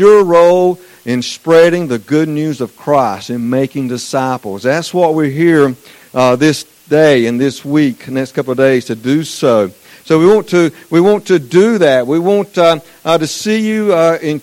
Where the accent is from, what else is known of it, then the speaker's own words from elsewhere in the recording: Eastern North Carolina, United States; accent: southern; I'm from Eastern North Carolina